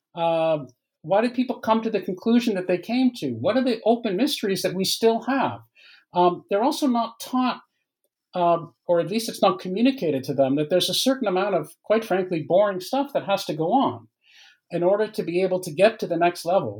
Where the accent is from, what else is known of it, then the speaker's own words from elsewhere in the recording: Canada; moved away as an adult; also born or lived in Waterloo, Ontario; now in France; I'm Canadian uh, by by origin, uh, although I live in uh, in France now. But I, have lived for many years in Canada